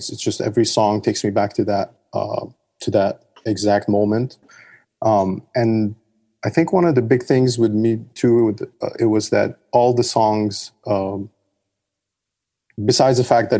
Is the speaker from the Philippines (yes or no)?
no; Dubai, United Arab Emirates; Yeah, Dubai. I grew up in Dubai. I've been all over the place.